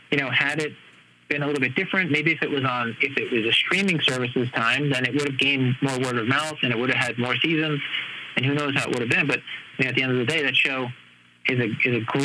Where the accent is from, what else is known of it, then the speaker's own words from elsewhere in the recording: New York, United States; now in Los Angeles, United States; growing up in New York